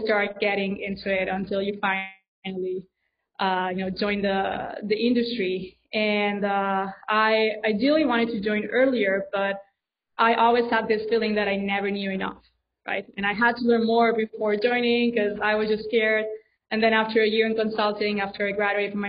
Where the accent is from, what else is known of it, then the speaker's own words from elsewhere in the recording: Spain; I'm from Spain, so my dream was to be like a Spanish ambassador